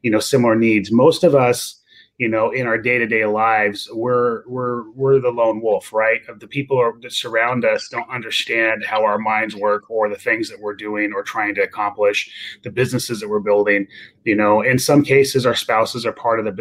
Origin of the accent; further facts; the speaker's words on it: Fresno, California, United States; I'm from Fresno, right? And I'm from basically the Nowhereville of California.